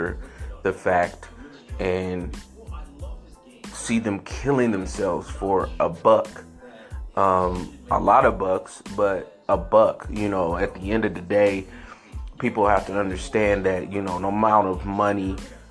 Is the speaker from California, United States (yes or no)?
yes; San Francisco, California, United States; I grew up in San Francisco